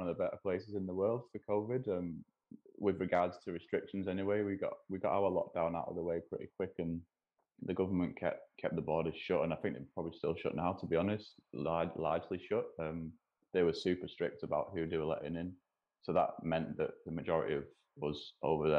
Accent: Wigan, North West England, United Kingdom; moved away as an adult; also born or lived in New Zealand; now in Montreal, Canada; I'm from Wigan, but like you said, I've lived a little bit all over

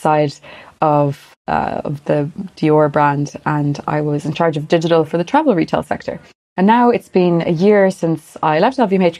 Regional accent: Galway, Connacht, Ireland; also born or lived in Paris, France; now in Dublin, Ireland; I'm from Ireland. I'm from Galway originally.

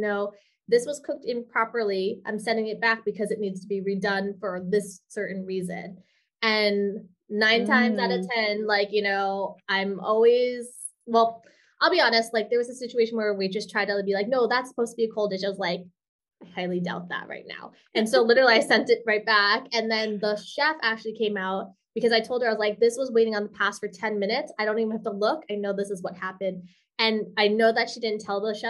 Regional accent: New York City, New York, United States; moved away as an adult; also born or lived in Milan, Italy; now in Hawaii, United States; I'm a New Yorker too

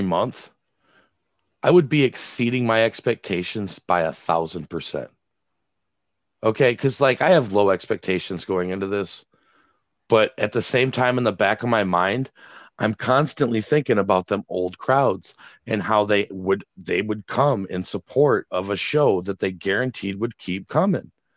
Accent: Greenville, Michigan, United States; now in Wayland, United States; Greenville's my hometown

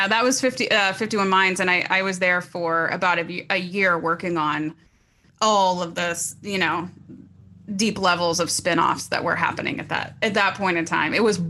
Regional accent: Bristol, Tennessee, United States; moved away as an adult; also born or lived in Orange County, California; now in Los Angeles, United States; I'm from Tennessee. I'm from a teeny tiny little town called Bristol, Tennessee.

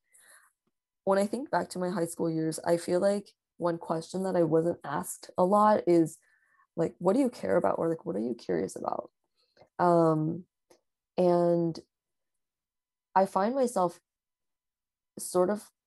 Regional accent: Bay Area, California, United States; growing up in the Bay Area

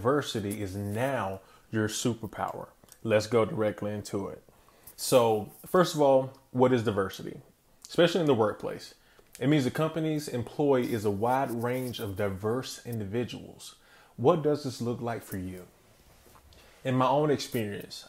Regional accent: Wilson, North Carolina, United States; I come from a city where BB&T first started, and BB&T in my hometown is known as being the employer

